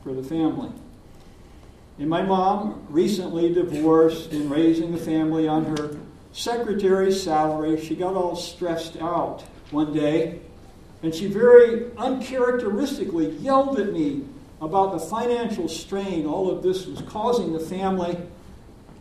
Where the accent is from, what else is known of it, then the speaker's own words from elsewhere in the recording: Deep South, United States; I'm from the Deep South